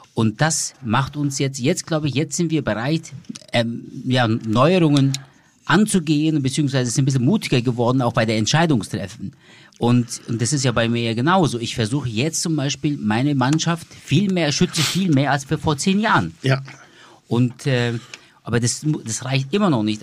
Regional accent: Germany; bei uns in Deutschland

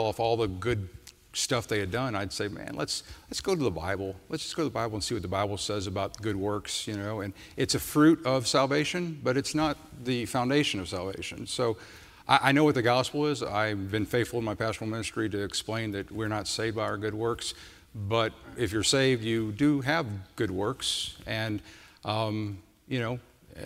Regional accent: Midwest, United States; I'm from the Midwest, and I don't think I'd ever gone past Denver

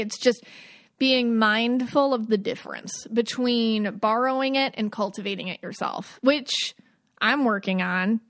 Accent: Buffalo, New York, United States; growing up in Buffalo

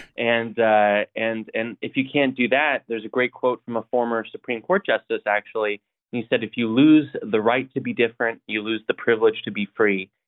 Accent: Coeur d'Alene, Idaho, United States; I grew up in in Idaho, North Idaho, um, and uh, Coeur d'Alene

